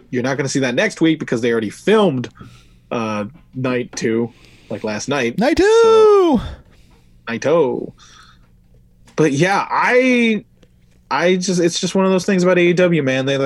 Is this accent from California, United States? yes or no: no; Brooklyn, New York, United States; Hey, I'm from Brooklyn, uh, same place as